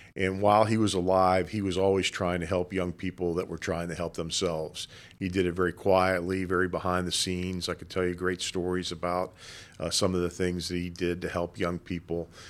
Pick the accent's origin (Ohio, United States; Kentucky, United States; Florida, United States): Florida, United States; Boca Raton; I grew up in Boca Raton, been living here since nineteen fifty-eight.